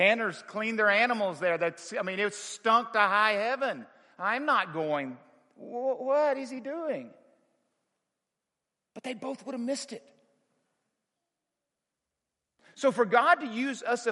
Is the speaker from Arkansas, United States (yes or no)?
yes; Arkansas, United States; moved away as an adult; also born or lived in Dallas, Texas; Growing up in Arkansas in the 60s, it was a very interesting time. I lived there till I was 21 years old and moved to Dallas